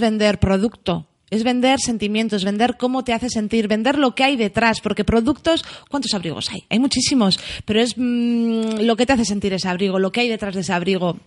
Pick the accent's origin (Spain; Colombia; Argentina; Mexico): Spain; Getxo, Basque Country; yo soy una guaita de Algorta